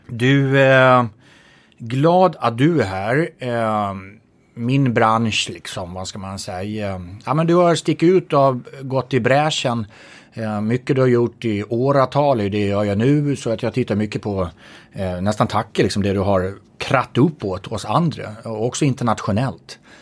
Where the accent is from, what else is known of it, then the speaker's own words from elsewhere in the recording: Gotland, Sweden; accent: Gotlandic; apropå min dialekt, Gotland